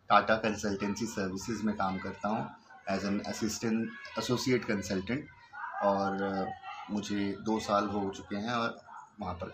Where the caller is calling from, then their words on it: Delhi, India; और मैं नॉर्थ दिल्ली से बात कर रहा हूँ